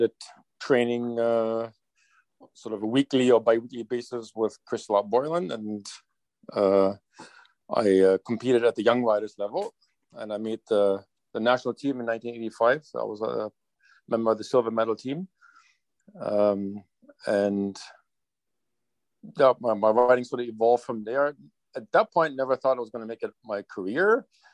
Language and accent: English; Germany; now in Hillsborough, Canada; I grew up in a small town in Germany that was a very horsey town